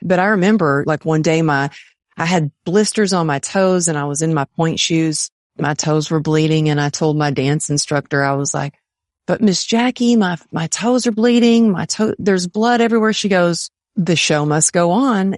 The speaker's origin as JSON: {"language": "English", "region": "Texas", "country": "United States", "tie": "born or raised there", "said": "I grew up in Texas with my family"}